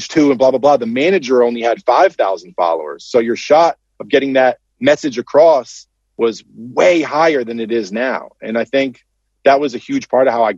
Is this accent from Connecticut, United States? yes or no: yes; Connecticut, United States; grew up in Connecticut